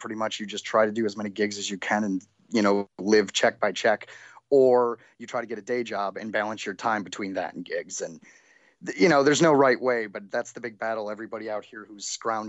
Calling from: Hollywood, California, United States; The heart of Hollywood on Sunset and Highland.

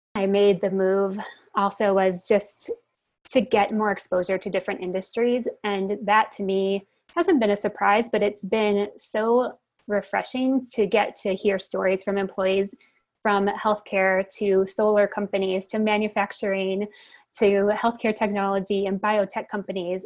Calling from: Bend, Oregon, United States; I'm calling from beautiful Bend, Oregon, in the mountains.

